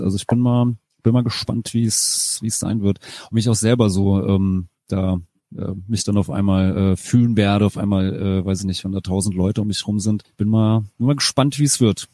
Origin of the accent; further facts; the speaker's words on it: Rheingau, Hesse, Germany; moved away; als ich dann wirklich auch aus diesem, aus dem Rheingau weggezogen bin, da wo ich herkomme, so aus dem, dem kleinen Kaff